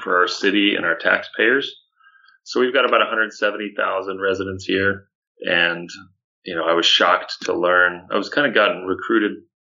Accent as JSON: {"language": "English", "area": "Orange County", "region": "Southern California", "country": "United States", "tie": "born or raised there", "said": "I grew up in Southern California, Orange County here"}